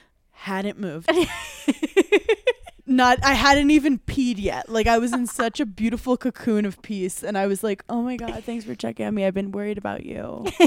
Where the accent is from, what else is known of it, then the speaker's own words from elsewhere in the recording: New York City, New York, United States; growing up in Brooklyn.